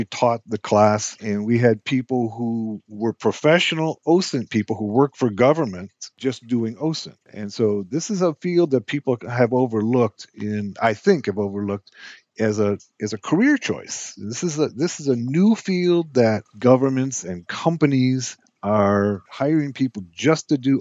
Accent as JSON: {"language": "English", "country": "United States", "said": "I am an American"}